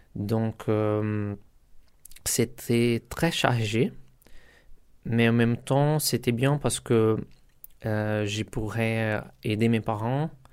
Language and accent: French; Carapicuíba, São Paulo, Brazil; French is a second language; moved away as an adult; now in Rennes, France; Je viens du Brésil, de Sao Paulo, d'une favela à Carapicuiba